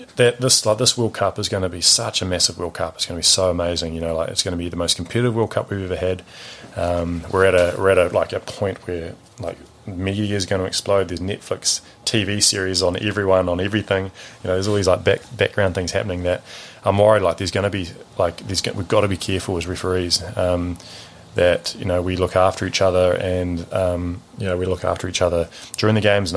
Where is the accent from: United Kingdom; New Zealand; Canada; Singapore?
New Zealand